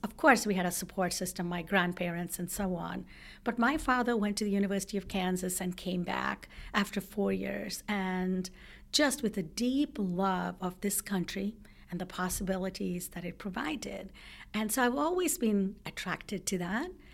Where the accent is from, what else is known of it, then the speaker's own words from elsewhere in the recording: South India, India; now in United States; I grew up in India, in South India